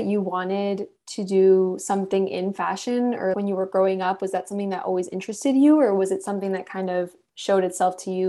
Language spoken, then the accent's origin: English; Miami, Florida, United States; I'm originally from Miami.